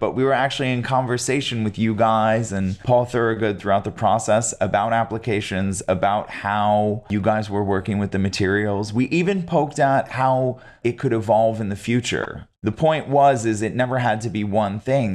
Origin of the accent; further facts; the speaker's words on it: upstate New York, United States; you grow up in upstate New York